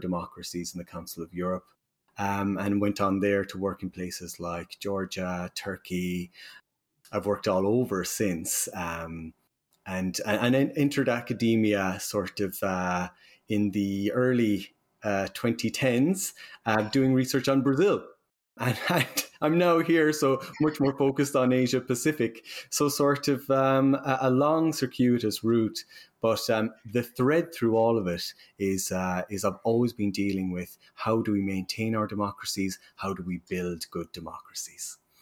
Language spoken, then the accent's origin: English; Ireland; accent: Irish; as you can tell from my accent, I'm from Ireland